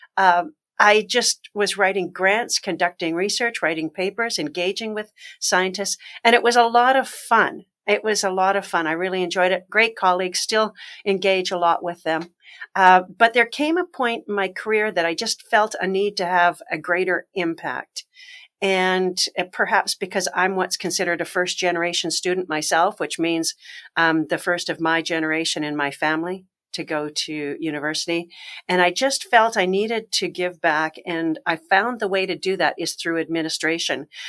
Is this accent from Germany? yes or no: no; Canada; moved away; also born or lived in Alberta / Nova Scotia / Ontario; I'm originally Canadian.